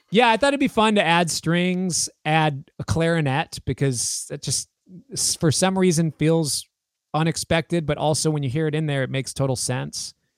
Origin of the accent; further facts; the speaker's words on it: United States; I am the American version of him